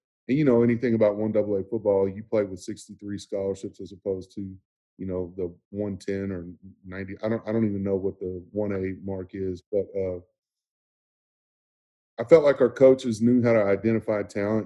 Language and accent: English; Irving, Texas, United States; I grew up in Irving, Texas, played at Irving High School